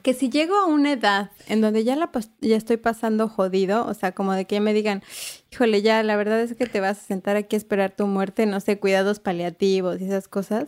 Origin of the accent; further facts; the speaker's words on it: Mexico City, Mexico; yo nací en la, en la CDMX ahí en el IMSS